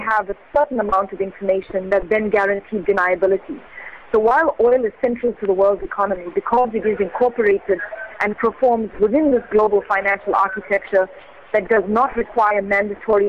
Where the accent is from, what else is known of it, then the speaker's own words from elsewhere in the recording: South Africa; as a South African